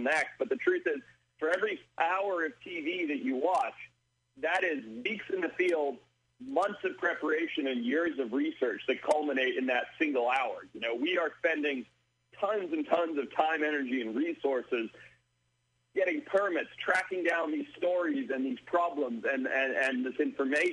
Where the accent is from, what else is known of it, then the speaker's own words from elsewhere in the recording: Zimbabwe; I was raised in Zimbabwe, Africa, son of a safari business owner